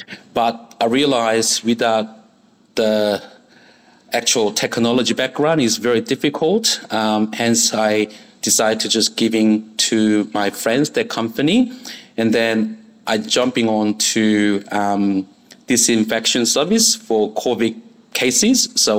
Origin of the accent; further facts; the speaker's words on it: Seoul, South Korea; English is a second language; moved away as an adult; now in Australia; okay, so I born and raised in South Korea, Seoul. And after the army, I went to Japan as a working holiday or backpackers.